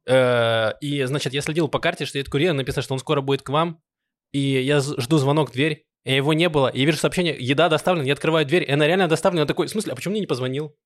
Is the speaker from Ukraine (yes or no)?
yes; Donetsk, Donetsk Oblast, Ukraine; now in Israel; я из Донецка, и э, у меня родители иногда... Э, у нас там осталась недвижимость э, наша, где мы жили